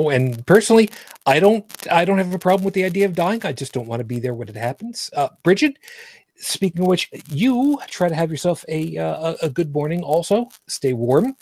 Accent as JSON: {"language": "English", "country": "United States", "said": "I am American"}